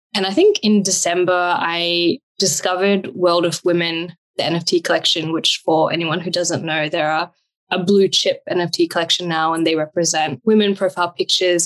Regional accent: New Zealand; also born or lived in Australia; now in Sydney, Australia; I've been born and brought up in New Zealand

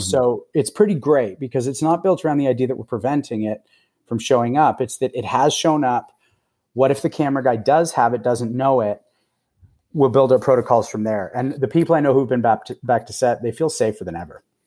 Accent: Toronto, Ontario, Canada; also born or lived in Los Angeles; I'm from Toronto mostly. I go between Toronto and L A, but, uh, since about mid last year, I've been in Toronto.

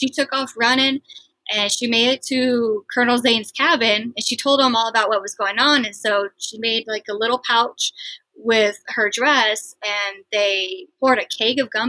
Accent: Midwest, United States; I grew up in the Midwest

